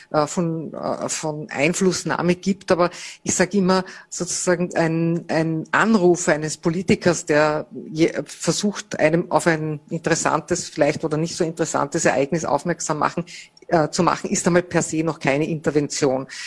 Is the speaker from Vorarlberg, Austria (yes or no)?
yes; Vorarlberg, Austria; accent: Vorarlberg dialect; now in Vienna, Austria; Das ist sozusagen mein Stück Vorarlberg, das ich mitgenommen habe nach Wien mit meinen äh, Geschwistern und Eltern